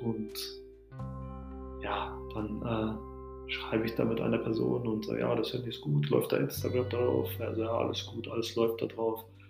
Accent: Altenhagen II, Lower Saxony, Germany; also born or lived in Addis Ababa, Ethiopia; now in Hannover, Germany; das, Dörfchen, wo ich groß geworden bin

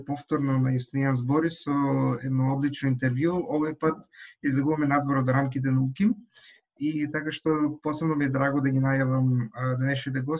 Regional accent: Štip, North Macedonia; Штип е и мојот роден град

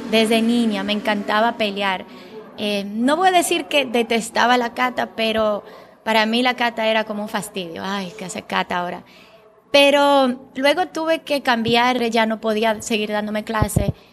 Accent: Bulgaria; first language Bulgarian; Spanish is a second language; en Bulgaria, mi idioma natal, es kata.

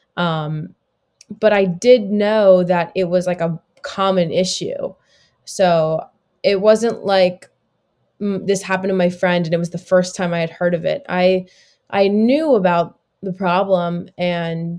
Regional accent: South Florida, United States; I grew up in Florida, in South Florida, still live here today

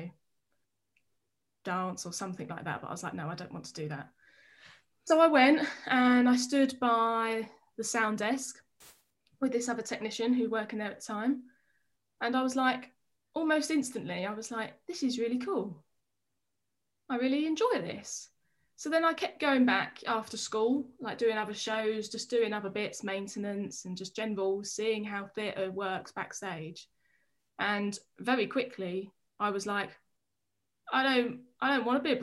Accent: Harlow, East of England, United Kingdom; Harlow, in Essex.

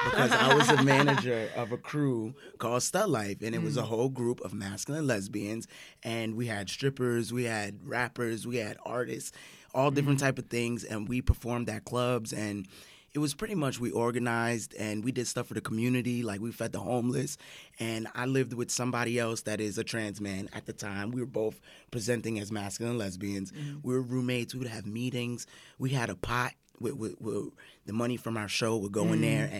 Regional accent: Central Florida, United States; I grew up in Central Florida

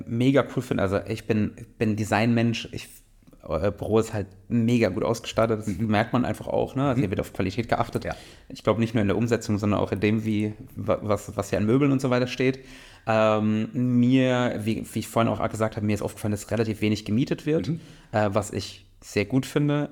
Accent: Mannheim, Baden-Württemberg, Germany; ich komme ja aus Mannheim, also aus einer größeren Stadt, habe auch in größeren Städten gewohnt

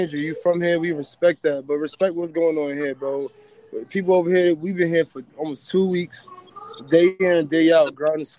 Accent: New York City, New York, United States; I'm from Queens

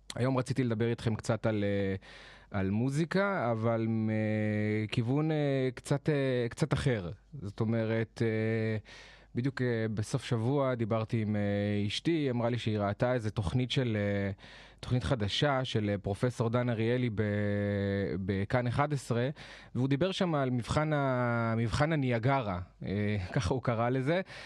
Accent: Jerusalem, Jerusalem District, Israel; moved away as an adult; also born or lived in northern Israel; במקור אני מירושלים, חייתי שם כל השנים, עד לפני שנה וקצת

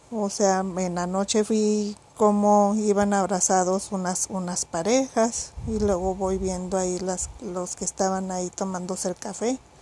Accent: Mexico; si soy mexicana

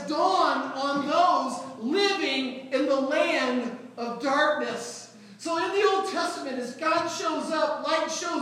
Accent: St. Louis, Missouri, United States; I grew up in North County, St. Louis, where it was never dark where I lived

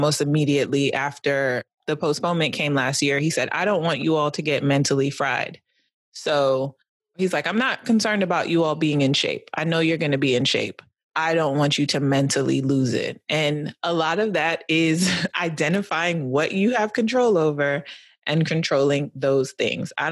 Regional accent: New York City, New York, United States; I was born in Brooklyn

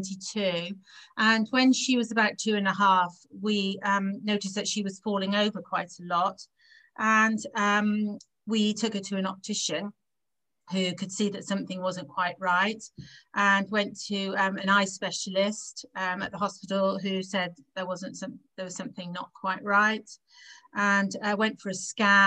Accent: Gloucester, South West England, United Kingdom; I was born in Gloucester

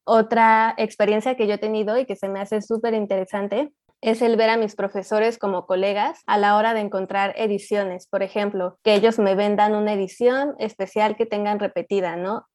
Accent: Mexico; soy de México

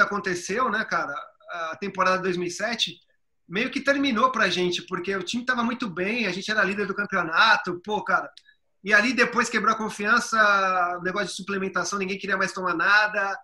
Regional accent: São Paulo, Brazil; Eu cresci em Itaquera, na zona leste de São Paulo

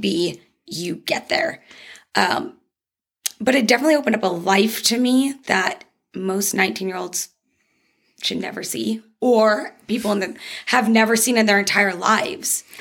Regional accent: Dallas, Texas, United States; moved away as an adult; also born or lived in Bridgeport, Connecticut; now in Arizona, United States; I was born in Bridgeport, Connecticut, but okay. I spent most of my life in Dallas. Um, I moved here in 2013.

